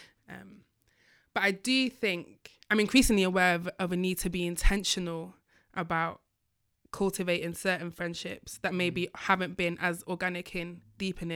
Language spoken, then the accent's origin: English; Manchester, North West England, United Kingdom; moved away; I'm from Manchester